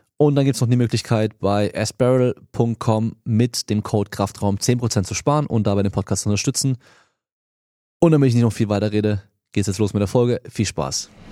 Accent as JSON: {"language": "German", "country": "France", "moved": "yes", "lives_now": "Germany", "said": "eigentlich komme ich aus Frankreich"}